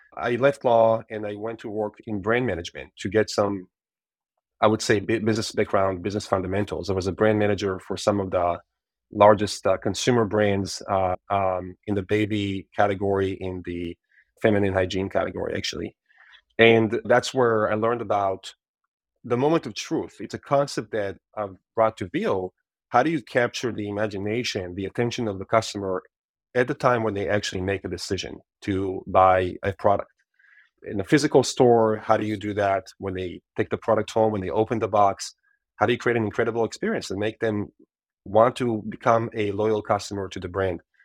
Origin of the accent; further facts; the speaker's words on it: Israel; moved away as an adult; I'm Israeli born and raised